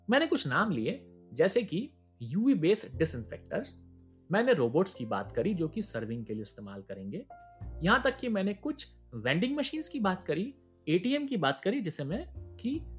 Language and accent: Hindi; Indore, Madhya Pradesh, India; चूंकि मैं इंदौर से हूं और हम इंदौर वाले हैं तो शुरुआत इंदौर शहर से ही करते हैं